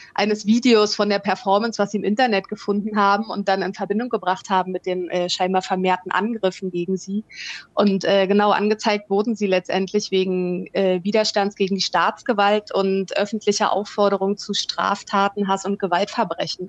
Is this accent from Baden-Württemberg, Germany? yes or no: no; Potsdam, Brandenburg, Germany; moved away as an adult; now in Valparaíso, Chile; ich bin äh, auch in Potsdam aufgewachsen